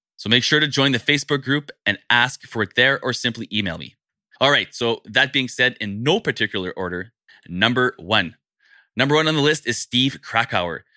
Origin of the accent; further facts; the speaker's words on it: Canada; as a Canadian